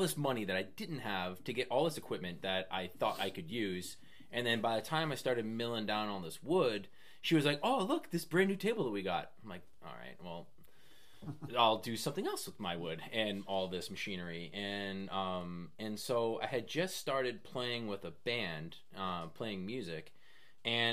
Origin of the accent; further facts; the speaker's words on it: West Newbury, Massachusetts, United States; moved away as an adult; also born or lived in Maine; now in Foster, Rhode Island, United States; I'm originally from Massachusetts, a little town called West Newbury.